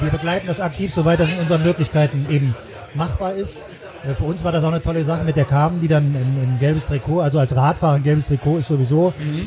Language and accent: German; Düsseldorf, North Rhine-Westphalia, Germany; moved away as an adult; also born or lived in Saarland / Zurich; now in Cologne, Germany; gebürtiger Saarländer, bin aber in Nordrhein-Westfalen in der, in der bösen Stadt aufgewachsen, in hm? Düsseldorf.